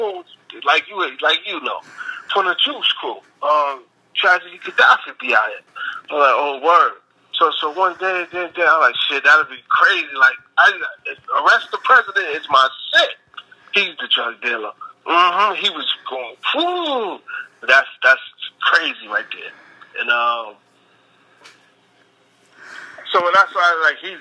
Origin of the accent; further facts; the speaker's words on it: New York City, New York, United States; also born or lived in Queens, New York; I'm born and raised in Brooklyn, New York City, Project Brooklyn, but I used to live in Queens sometimes